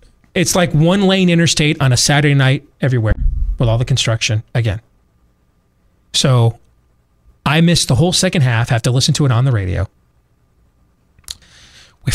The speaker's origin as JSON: {"language": "English", "region": "Iowa", "country": "United States", "said": "I said, Iowa"}